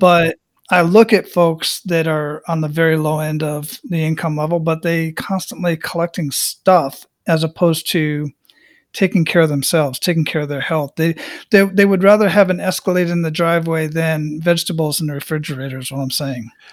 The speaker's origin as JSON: {"language": "English", "town": "Phoenix", "region": "Arizona", "country": "United States", "tie": "born or raised there", "also_born_or_lived": "San Antonio, Texas / El Paso, Texas / Killeen, Texas", "moved": "yes", "lives_now": "Tampa, United States", "said": "I grew up in Phoenix, Arizona"}